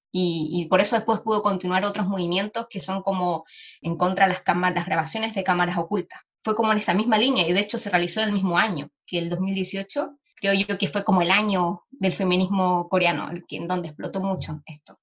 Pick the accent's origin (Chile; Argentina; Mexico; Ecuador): Chile; first language Spanish; yo también soy una feminista chilena, latinoamericana